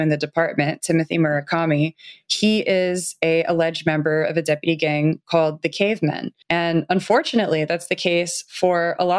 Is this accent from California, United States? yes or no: yes; Los Angeles, California, United States; I grew up in the Los Angeles area